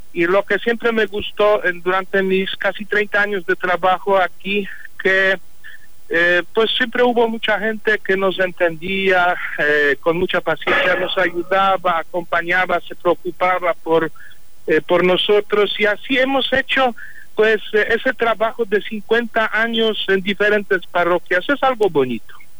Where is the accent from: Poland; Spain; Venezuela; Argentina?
Poland; Spanish is a second language; moved away as an adult; en mi país, en Polonia